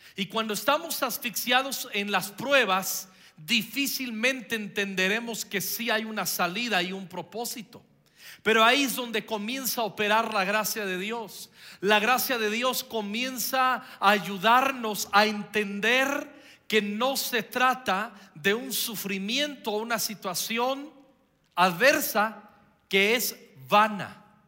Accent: Michoacán, Mexico; estaba en la primaria yo, y, fui el que representó a, eh, a mi pueblo ante todo el estado de Michoacán

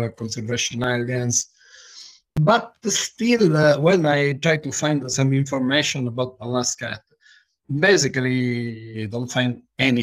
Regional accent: Sicily, Italy; English is a second language; moved away; I come from Italy, specifically Sicily, which is the richest food in Italy

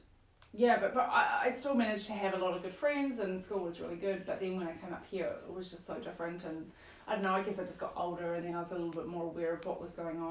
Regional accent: Stratford, Taranaki, New Zealand; also born or lived in New Plymouth; Taranaki, born and bred. Mm-hmm. So was born in New Plymouth, but then actually grew up in Stratford.

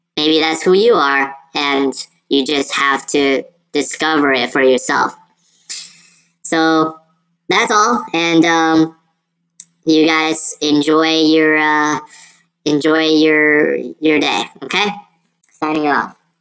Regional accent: United States; also born or lived in China; as an Asian kid, um, growing up in America

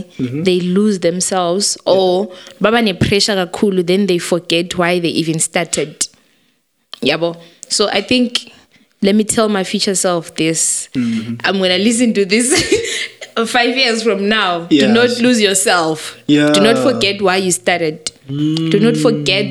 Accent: Zimbabwe; moved away; I'm from Zim

